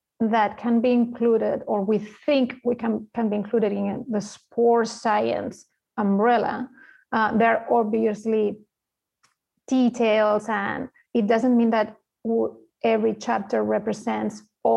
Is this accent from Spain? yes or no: yes; Spain; English is a second language; moved away; I'm from Spain, as you can tell by the accent